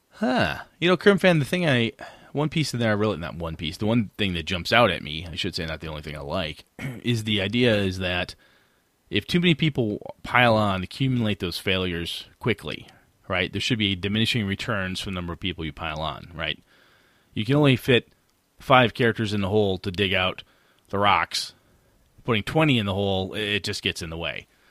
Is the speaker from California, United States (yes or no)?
no; Wausau, Wisconsin, United States; I run a small gaming convention up in my hometown, about, you know, fifteen hundred people, and, uh, up in Wausau, Wisconsin